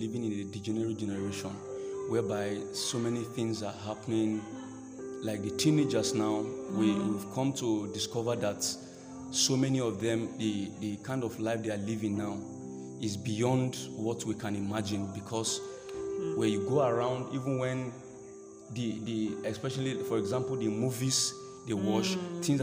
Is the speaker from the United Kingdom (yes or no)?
no; Kogi, Nigeria; I'm from Kogi State